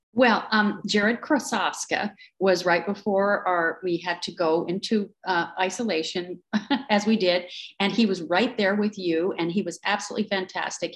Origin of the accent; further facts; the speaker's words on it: Powell, Wyoming, United States; moved away as an adult; also born or lived in London / New York; I'm from Wyoming. I'm from a little town outside Yellowstone Park